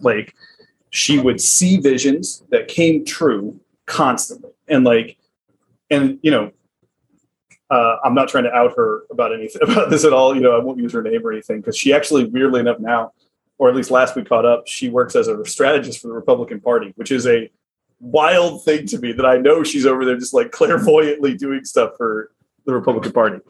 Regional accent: the South, United States; accent: southern; my southern accent

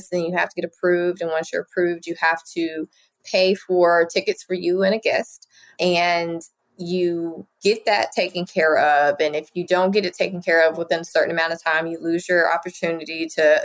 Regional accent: Lewisville, Arkansas, United States; I was raised in Louisville, Arkansas.

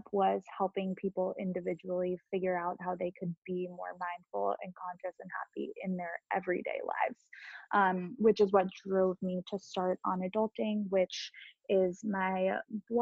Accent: Long Island, New York, United States; I grew up on Long Island and went to NYU

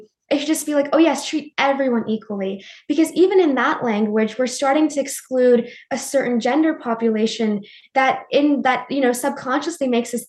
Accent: Montreal, Quebec, Canada; also born or lived in New Delhi, India; I was an immigrant from New Delhi. I moved to Montreal, which is like the French part of Canada. And I was the only person of color in our classroom

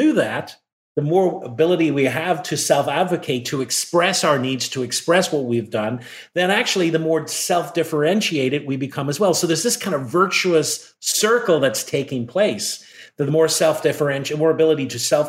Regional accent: Ireland; moved away as an adult; now in United States; I grew up in Ireland

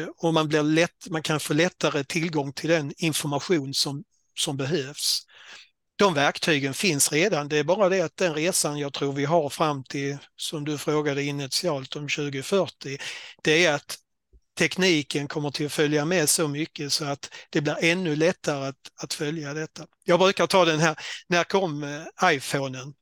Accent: Skåne, Sweden; accent: Scanian; moved away as an adult; also born or lived in Halland / Jönköping / Blekinge; ni hör på dialekten att jag kom från Skåne

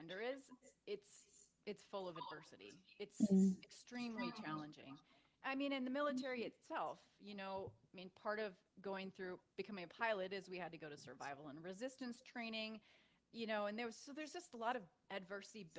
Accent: Minnesota, United States; I grew up in Minnesota and I was an athlete.

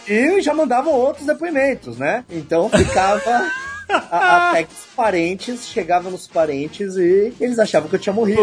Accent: Santos, São Paulo, Brazil; eu sou de Santos

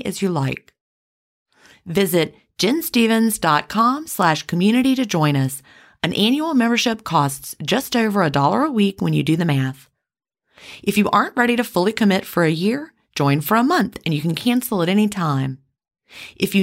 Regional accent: the American South, United States; accent: Southern

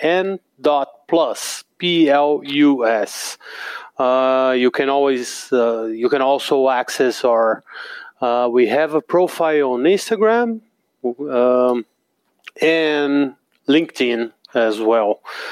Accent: Baltimore, Maryland, United States; born there; Actually, I was born in Baltimore, and Felipe lived there when he was 1, 2, whatever.

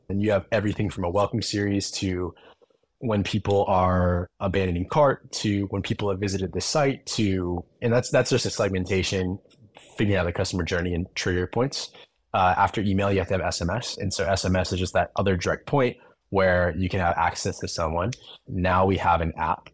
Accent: Arizona, United States; I grew up in Arizona

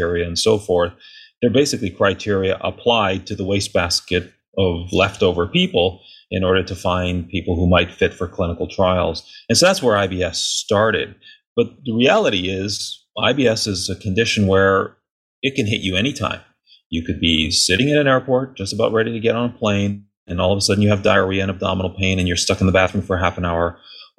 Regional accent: Thunder Bay, Ontario, Canada; moved away as an adult; also born or lived in Winnipeg, Canada; now in United States; I grew up in Canada in a relatively small city called Thunder Bay

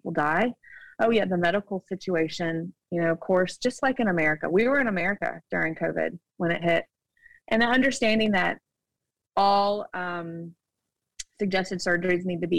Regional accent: United States; moved away as an adult; now in Shanghai, China; we have an American passport

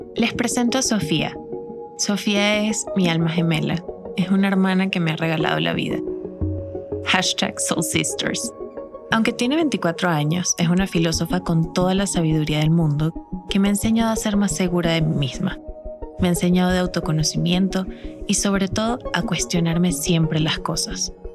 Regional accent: Venezuela; el entorno en el que crecimos como sociedad venezolana

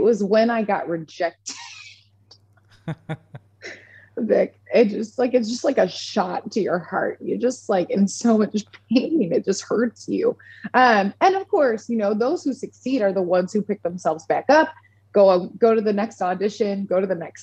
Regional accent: Orchard Park, New York, United States; moved away as an adult; now in Nashville, United States; I'm from Orchard Park, New York, which is just south of Buffalo

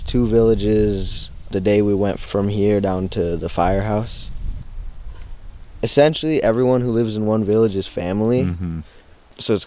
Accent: Hoopa, California, United States; I'm from Hoopa, where we're at right now

